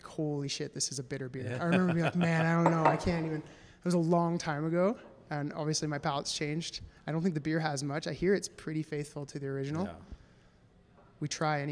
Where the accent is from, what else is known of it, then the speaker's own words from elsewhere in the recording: Vancouver, British Columbia, Canada; I grew up in Vancouver